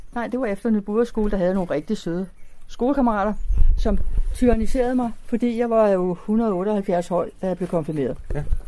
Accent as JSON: {"language": "Danish", "town": "Copenhagen", "region": "Capital Region of Denmark", "country": "Denmark", "tie": "born or raised there", "said": "fra dengang, jeg var lille. Der boede vi i dels i Delfingade, tre forskellige steder"}